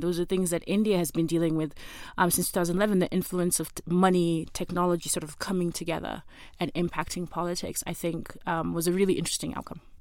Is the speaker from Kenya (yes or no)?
yes; Kenya; as a Kenyan citizen